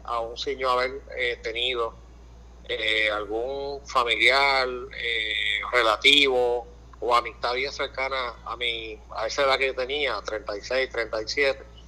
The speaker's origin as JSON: {"language": "Spanish", "country": "Puerto Rico", "said": "nosotros como, puertorriqueños"}